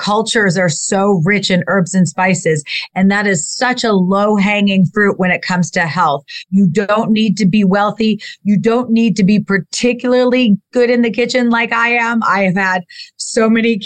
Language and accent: English; Dijon, Bourgogne-Franche-Comté, France; moved away; But I actually grew up in France. I grew up in Dijon for my childhood